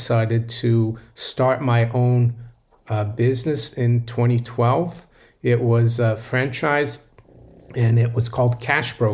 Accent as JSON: {"language": "English", "region": "Rio de Janeiro", "country": "Brazil", "tie": "born or raised there", "also_born_or_lived": "Florida / Geneva, Switzerland", "moved": "as an adult", "lives_now": "London, United Kingdom", "said": "Yes, I was born in Brazil and I grew up in Brazil, in Rio"}